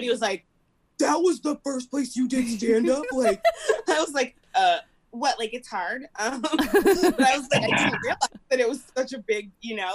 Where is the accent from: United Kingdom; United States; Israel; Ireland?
United States; Springfield, Midwest; moved away; growing up in Springfield, I just felt bigger than Springfield.